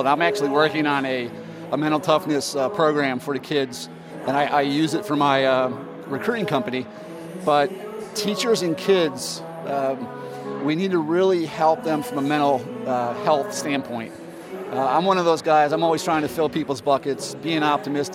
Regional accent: Seven Hills, Ohio, United States; I grew up in Seven Hills, Ohio. I went to Parma, Normandy

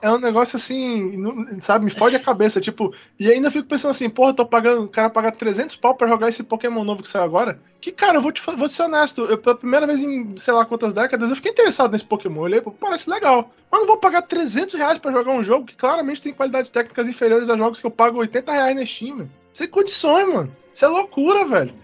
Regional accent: Brazil; eu sou brasileiro

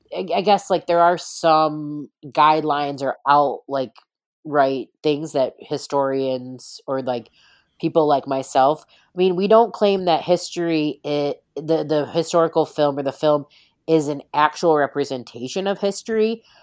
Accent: East Coast, United States; I'm from the East Coast, born and bred

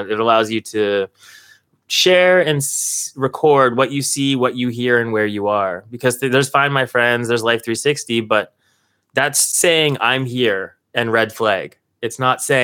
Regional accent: Toronto, Ontario, Canada; we're from Toronto

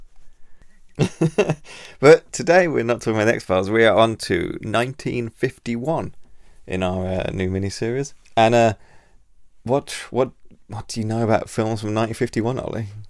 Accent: United Kingdom; we are British

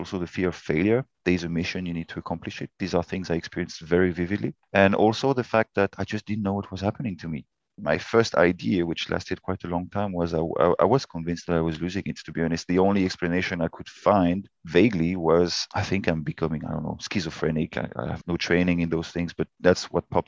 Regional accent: France; Born and raised in France, but my mother is English

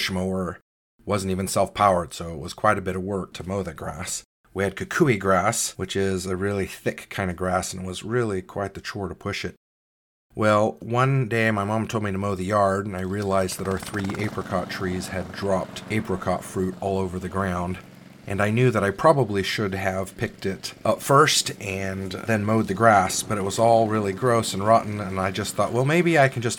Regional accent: South Africa; moved away; also born or lived in California; I grew up in South Africa as a kid

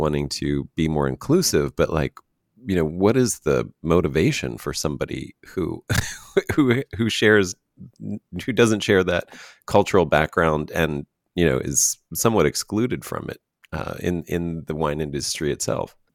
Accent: United States; as an American

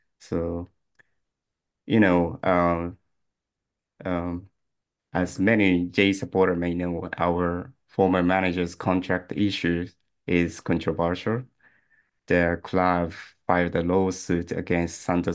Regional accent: Nagasaki, Japan; moved away; also born or lived in Tokyo; I'm from Nagasaki.

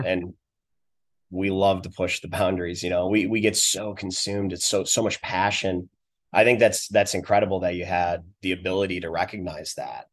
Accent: Western New York, United States; moved away; also born or lived in Virginia; I grew up in Western New York

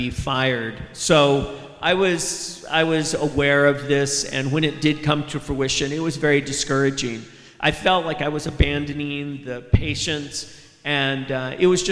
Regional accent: Houck, Arizona, United States; also born or lived in Gallup, New Mexico; I come from Hauk, Arizona, just right over the border, and I've been brought up in this area all my life.

